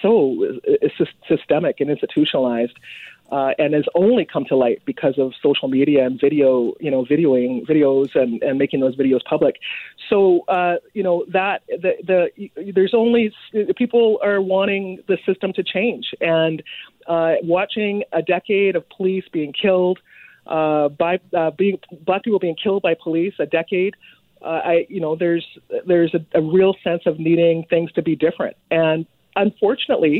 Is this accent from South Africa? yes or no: no; Vancouver, British Columbia, Canada; we Canadians, and I, my hometown is Vancouver. I'm here, as a second generation immigrant living here